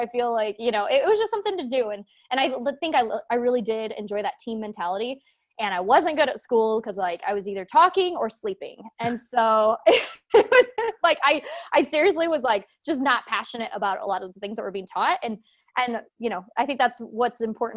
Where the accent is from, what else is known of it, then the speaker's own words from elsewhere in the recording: Auburn, Indiana, United States; moved away as an adult; also born or lived in Lancaster, Pennsylvania; we actually moved back home. So this is where we're both, my husband and I, originally met, here in Indiana. It's a tiny little town of Auburn